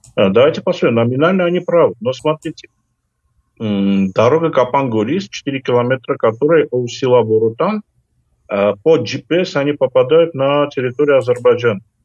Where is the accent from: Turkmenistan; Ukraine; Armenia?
Armenia